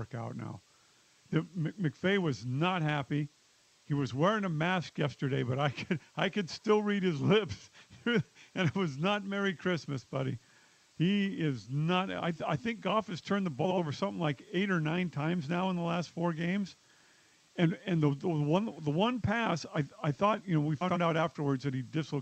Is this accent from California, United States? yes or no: yes; Northern California, United States; I'm from Northern California too